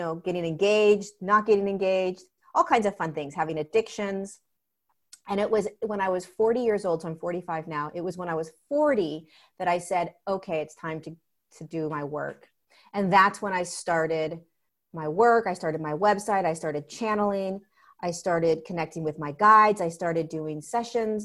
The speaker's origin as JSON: {"language": "English", "region": "Southern California", "country": "United States", "tie": "born or raised there", "said": "I grew up in Southern California"}